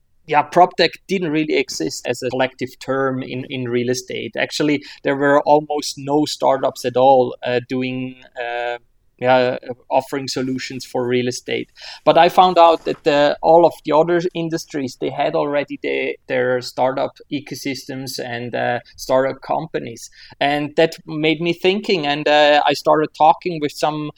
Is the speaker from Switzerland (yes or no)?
yes; Switzerland; I'm born and raised in Switzerland